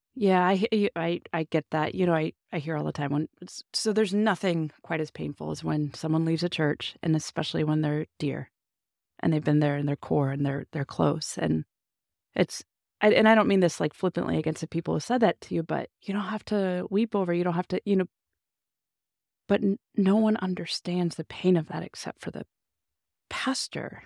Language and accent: English; Illinois, United States; pastored my hometown